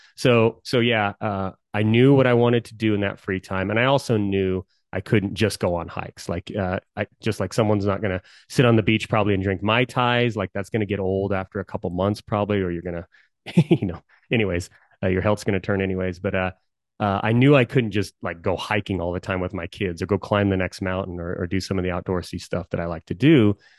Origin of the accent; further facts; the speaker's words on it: Colorado, United States; I've always been a, a Coloradan. I love Colorado.